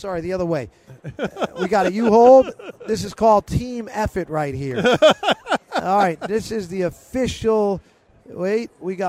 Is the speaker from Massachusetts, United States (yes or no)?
yes; Salem, Massachusetts, United States; I grew up in Salem, Mass. 01970, the Witches.